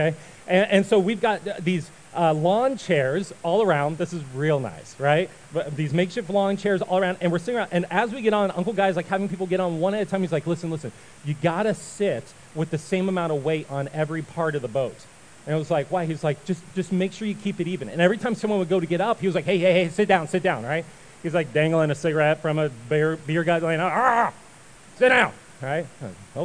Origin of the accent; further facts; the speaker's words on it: Ohio, United States; we grew up in Ohio